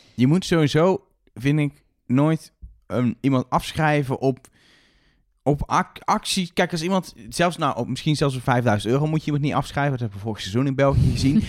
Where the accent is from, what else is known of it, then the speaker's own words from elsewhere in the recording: Netherlands; als Nederlanders